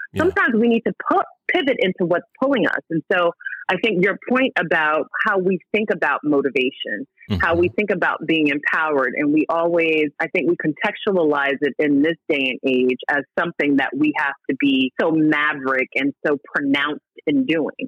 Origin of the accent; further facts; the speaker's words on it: the Oranges, outside Newark, New Jersey, United States; We grew up in the Oranges, right outside of Newark